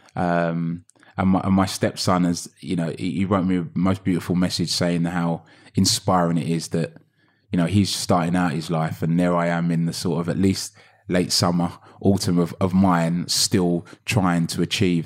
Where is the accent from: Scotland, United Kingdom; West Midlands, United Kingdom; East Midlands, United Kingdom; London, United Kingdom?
London, United Kingdom; I grew up in Hackney